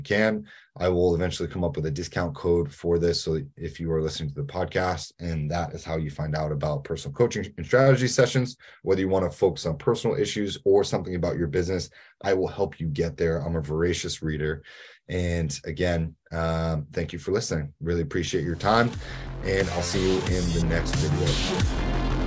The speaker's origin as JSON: {"language": "English", "region": "New England", "country": "United States", "said": "I'm from New England."}